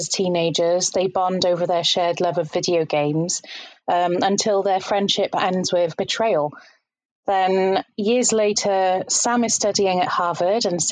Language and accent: English; Leicester, East Midlands, United Kingdom; I'm from Leicester in the United Kingdom, and I'm an English teacher.